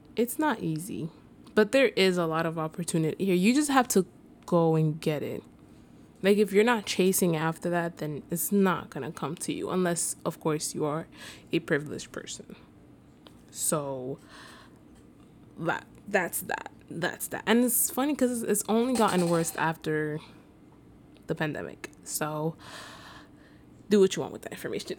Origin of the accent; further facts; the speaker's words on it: New York City, New York, United States; I was born and raised in the Bronx